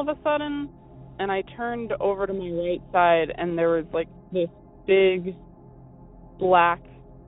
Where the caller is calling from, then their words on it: Eastern Massachusetts, United States; also born or lived in Bridgewater, Massachusetts; I'm calling from Eastern Massachusetts.